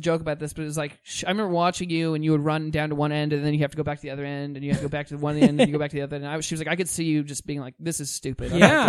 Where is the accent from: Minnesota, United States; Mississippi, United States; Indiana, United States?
Indiana, United States; moved away; I grew up in Indiana